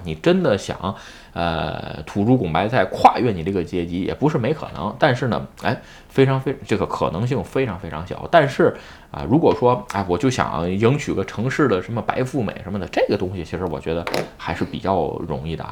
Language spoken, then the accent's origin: Chinese; Tianjin, China; now in Japan; 我是天津的，是吧？ 如果想把户口迁到北京，那不是那么容易